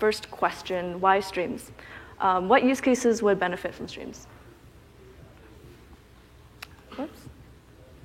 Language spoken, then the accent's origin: English; Canada; I'm from Canada. I went to UBC